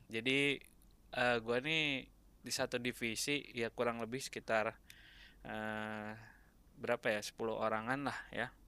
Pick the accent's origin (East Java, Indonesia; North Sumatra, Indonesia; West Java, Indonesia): West Java, Indonesia; Bandung; di Bandung gue.